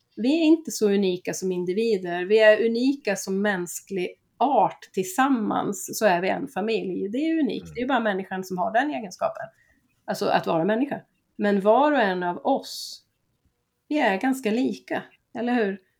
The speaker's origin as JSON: {"language": "Swedish", "town": "Gävle", "region": "Gävleborg County", "country": "Sweden", "tie": "born or raised there", "moved": "yes", "lives_now": "Skåne, Sweden", "said": "jag är ju född i Gävle, det är också en kuststad"}